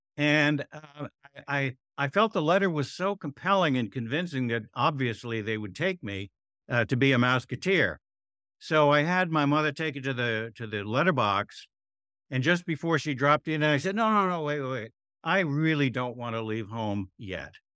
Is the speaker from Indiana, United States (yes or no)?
no; Weston, Connecticut, United States; also born or lived in Stamford, Connecticut; Weston, Connecticut, which is right next to Westport, Connecticut